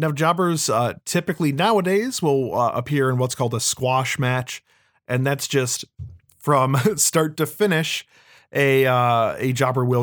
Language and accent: English; Brooklyn, New York, United States; I'm from Brooklyn. Yeah, I'm I'm I'm a Brooklyn baseball fan that likes to fight.